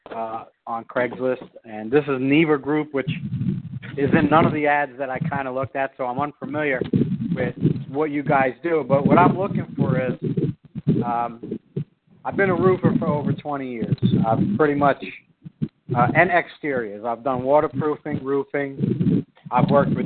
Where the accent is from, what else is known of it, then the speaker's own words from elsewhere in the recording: New York, United States; now in Philadelphia, United States; I'm originally from New York